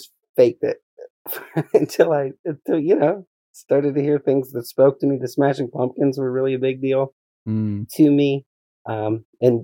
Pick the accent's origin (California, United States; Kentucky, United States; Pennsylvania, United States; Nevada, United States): Pennsylvania, United States; Johnstown; I was born in right outside of Johnstown, Pennsylvania, born and raised in Johnstown